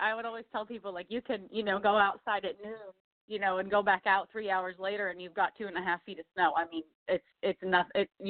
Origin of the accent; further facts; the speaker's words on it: Ohio, United States; So I grew up in a harness racing family. We've been all over. Naturally, we're from Ohio, back in this area now, so it's good to be home.